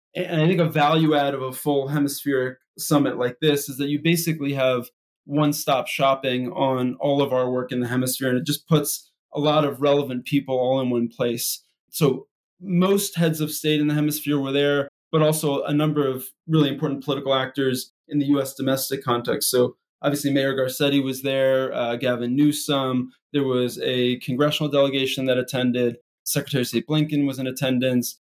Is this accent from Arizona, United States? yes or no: no; Philadelphia, Pennsylvania, United States; moved away; I grew up in Philadelphia, right outside of West Philadelphia